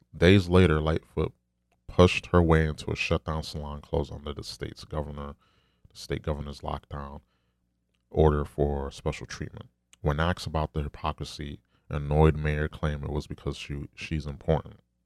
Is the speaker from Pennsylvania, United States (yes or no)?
no; New York, United States; I'm from New York